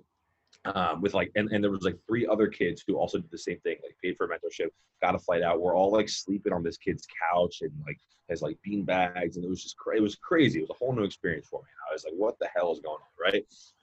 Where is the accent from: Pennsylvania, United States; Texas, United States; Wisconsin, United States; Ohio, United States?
Pennsylvania, United States; Philadelphia; moved away as an adult; also born or lived in Scottsdale, Arizona; I'm from Philly